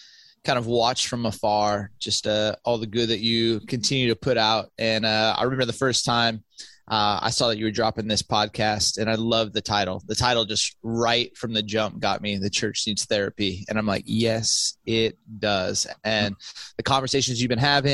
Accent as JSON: {"language": "English", "region": "Southern California", "country": "United States", "tie": "born or raised there", "also_born_or_lived": "West Michigan / Orange County", "moved": "as an adult", "said": "I grew up in Southern California."}